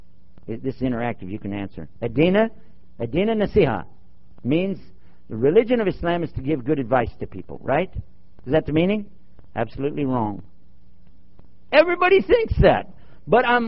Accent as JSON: {"language": "English", "region": "Texas", "country": "United States", "said": "as we say in Texas"}